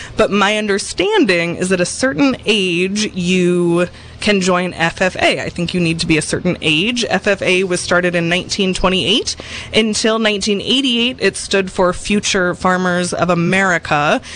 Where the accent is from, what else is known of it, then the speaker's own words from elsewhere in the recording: Seattle, Washington, United States; we grew up in Seattle